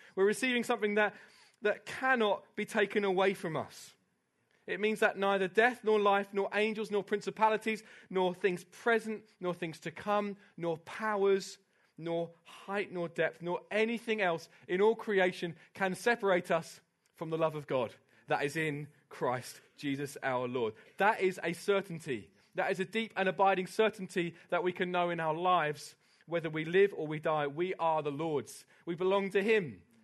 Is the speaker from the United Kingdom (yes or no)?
yes; United Kingdom; I love being British